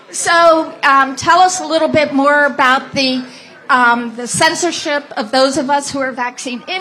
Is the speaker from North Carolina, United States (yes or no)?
yes; North Carolina, United States; I'm from North Carolina.